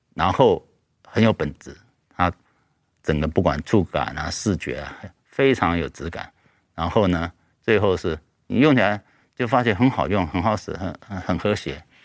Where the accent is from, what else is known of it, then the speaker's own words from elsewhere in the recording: Taiwan; 我自己本身也是，嗯，土生土长的台湾人